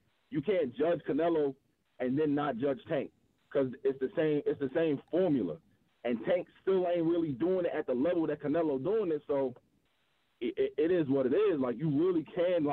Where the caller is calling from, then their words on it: Winston-Salem, North Carolina, United States; I'm calling from Winston-Salem.